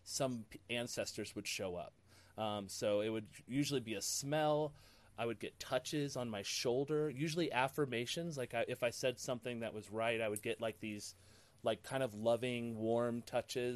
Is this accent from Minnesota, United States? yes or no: no; Ohio, United States; I grew up in Ohio, really close to the Underground Railroad.